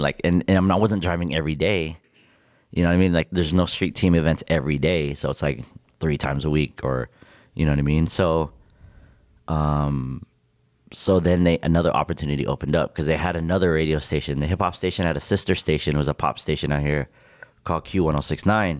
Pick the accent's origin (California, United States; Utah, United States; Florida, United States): California, United States; Victorville; moved away as an adult; also born or lived in Rancho Cucamonga, California / North Hollywood, California; now in Las Vegas, United States; born and raised in Victorville, California